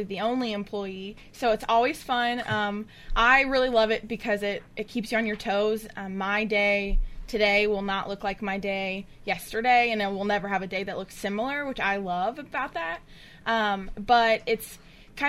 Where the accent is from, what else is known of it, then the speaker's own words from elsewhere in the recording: Memphis, Tennessee, United States; moved away as an adult; now in Murfreesboro, United States; I'm from Memphis